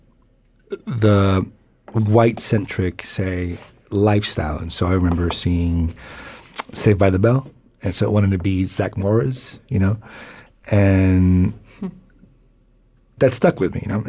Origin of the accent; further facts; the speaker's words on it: Tijuana, Baja California, Mexico; I grew up in Tijuana, in Colonia Otay